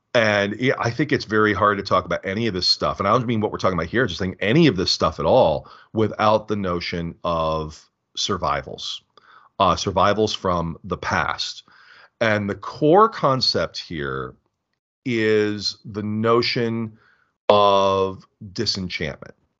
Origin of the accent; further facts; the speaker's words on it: United States; as an American